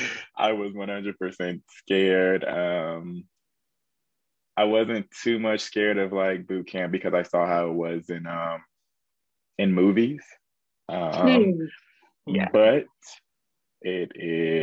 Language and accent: English; Indianapolis, Indiana, United States; moved away as an adult; I really wanted to get out of Indiana. That's where I'm from Indianapolis, Indiana